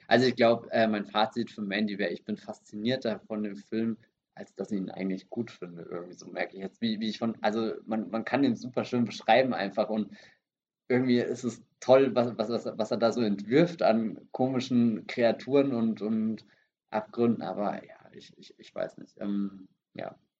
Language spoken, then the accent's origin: German; Germany; first language German; bei uns in Deutschland